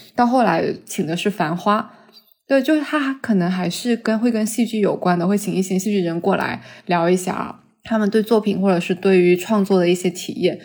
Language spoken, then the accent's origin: Chinese; southern China, China; 我是个南方人